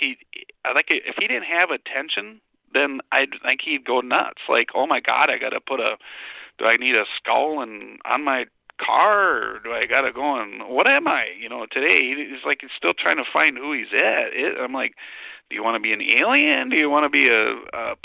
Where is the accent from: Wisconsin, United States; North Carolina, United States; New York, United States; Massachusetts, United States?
Wisconsin, United States; I'm a farmer from Wisconsin